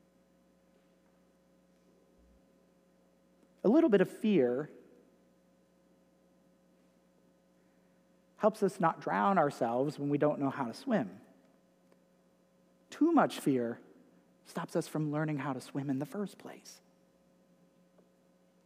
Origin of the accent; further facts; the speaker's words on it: United States; accent: Yankee; moved away; my Yankee accent